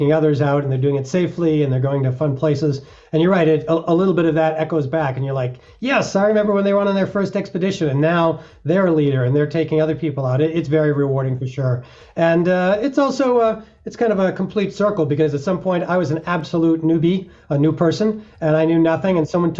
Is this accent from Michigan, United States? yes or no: no; Massachusetts, United States; now in Colorado, United States; I was 13 years old in my home state of Massachusetts